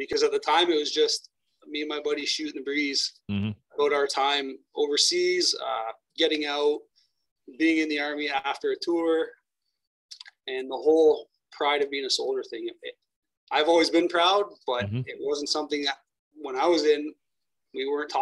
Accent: Windsor, Ontario, Canada; my hometown was hiring firefighters.

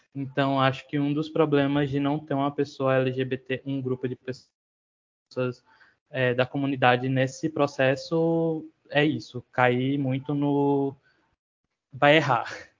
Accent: Sergipe, Brazil; sou autor, designer e ilustrador sergipano

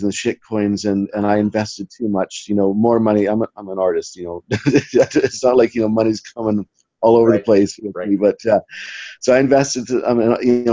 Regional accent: Western Canada, Canada; moved away as an adult; now in Scotland, United Kingdom; I came from originally from Canada, Western Canada, but I put on a backpack about 20 years ago. Ended up in Scotland about 18 years ago

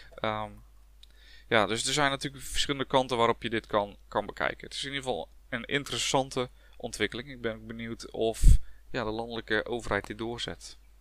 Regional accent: Dordrecht, South Holland, Netherlands; Ik ben een blanke Hollander, uh, zullen jullie misschien gehoord hebben. Eh, ook letterlijk Hollander, want ik kom uit Dordrecht

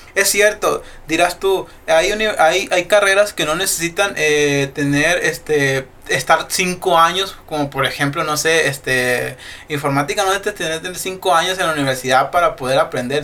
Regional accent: Mexico; digo que está chido ser mexicano por la cultura que tenemos

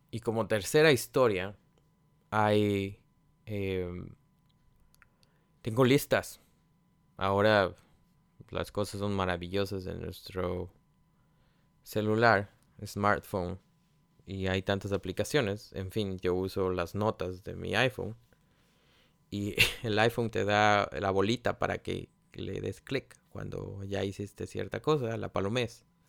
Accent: Mexico; moved away as an adult; todavía estaba en mi país, en México

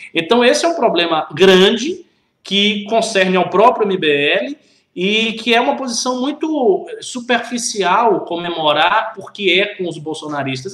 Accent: Bahia, Brazil; moved away as an adult; now in São Paulo, Brazil; eu que sou, baiano e vim, vim para cá há um ano e pouco

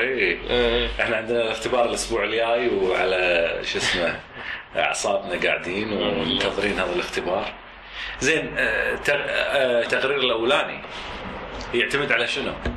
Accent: Kuwait; moved away; من الكويت

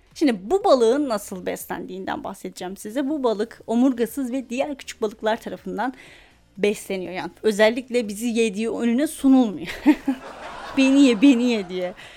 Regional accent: Afyonkarahisar, Turkey; Afyon Ege'de arkadaşlar. Doğusu batısı altı üstü yok bunun. Afyon Ege'de. Biz Ege'nin incisi olduğumuzu bas bas bağırarak söylüyoruz.

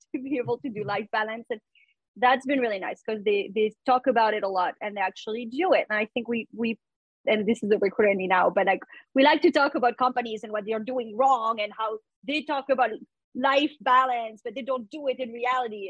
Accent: France; English is a second language; moved away as an adult; now in New York, United States; I am uh, originally from France. I moved to the US when I was 20. I did not speak English.

